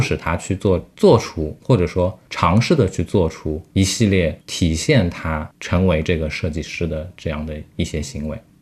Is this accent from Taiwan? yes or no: no; China; 我们中国人